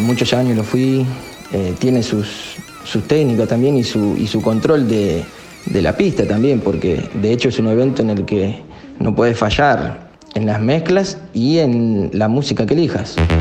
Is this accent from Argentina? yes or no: yes; northern zone of Buenos Aires, Buenos Aires Province, Argentina; Soy oriundo de zona norte de Buenos Aires